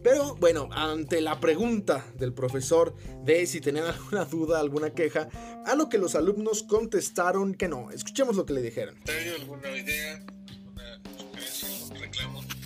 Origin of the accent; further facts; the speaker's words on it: Guadalajara, Jalisco, Mexico; en mi ciudad natal, Guadalajara